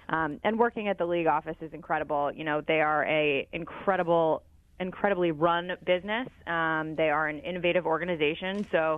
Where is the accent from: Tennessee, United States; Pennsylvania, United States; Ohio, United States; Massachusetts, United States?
Pennsylvania, United States; Philadelphia; And I'm from Philadelphia. I grew up here, so it was an easy call for them to make and an easy yes for me to take the job.